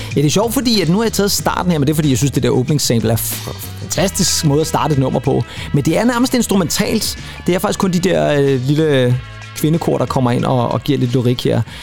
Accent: Rønnebæk, Zealand, Denmark; jeg er lige præcis ikke i besøg i min fødeby

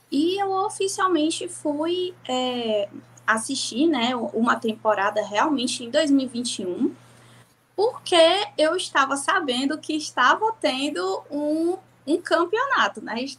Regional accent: Ceará, Brazil; É, eu tenho 22 anos, eu sou daqui do Ceará.

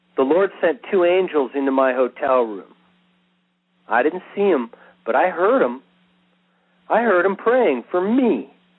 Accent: Israel; first language English; I'm Jewish. I'm an Israeli.

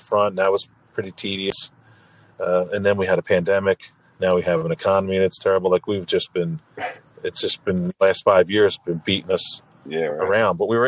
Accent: Lower Township, New Jersey, United States; also born or lived in Morristown, New Jersey; I grew up in Lower Township, Cape May County. It's right outside the city of Cape May

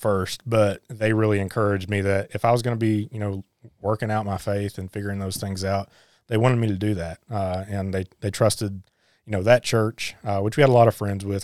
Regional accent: Harlan, Kentucky, United States; I was born and raised in Harlan

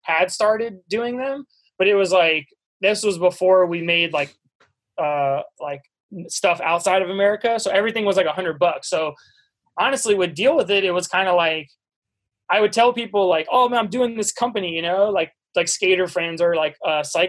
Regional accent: suburbs of Washington, D.C., Maryland, United States; moved away as an adult; I grew up in Maryland, like right outside Washington, D.C. So like suburbs of D.C.

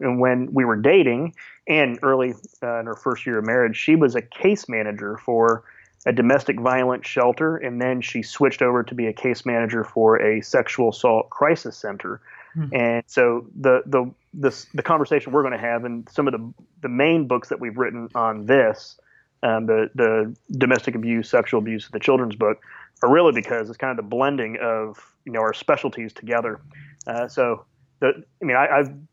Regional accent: Sarasota, Florida, United States; now in Orlando, United States; born and raised in Sarasota

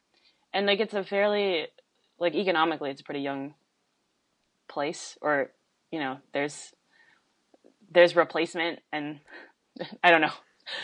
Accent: Superior, Colorado, United States; moved away as an adult; also born or lived in Jiangmen, China / Salt Lake City, Utah / Boulder, Colorado; now in Washington, D.C., United States; I grew up in a town called Superior, which is terrible.

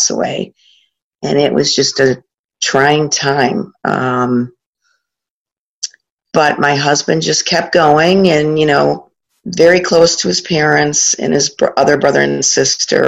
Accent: Corning, New York, United States; also born or lived in Buffalo, New York; born in Buffalo, but raised down in the Southern Tier.

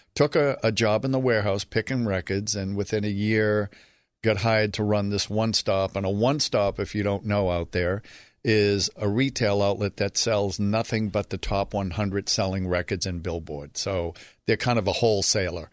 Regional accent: Boston, Massachusetts, United States; I'm from Boston, Dorchester, to be specific. Really an unusual place to grow up

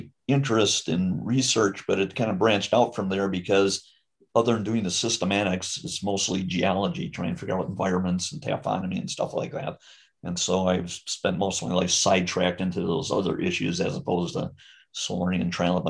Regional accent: Waukesha County, Wisconsin, United States; also born or lived in Milwaukee, Wisconsin; But I lived most of my early years in Waukesha County. That's where I pretty much grew up.

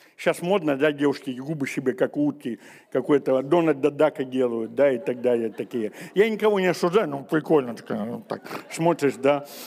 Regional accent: Siberia, Russia; мы сибиряки

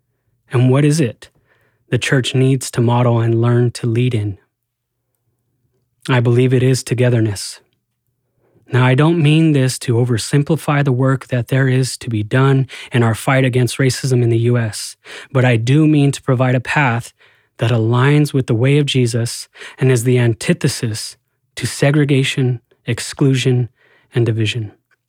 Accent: Albuquerque, New Mexico, United States; now in Portland, United States; I am also Latino. I was born and raised in Albuquerque, New Mexico, where the minority is the majority in much of the city. When I first moved to Portland

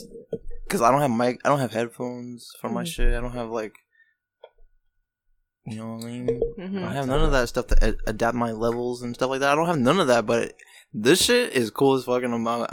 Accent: Casselberry, Florida, United States; I grew up in North Orlando.

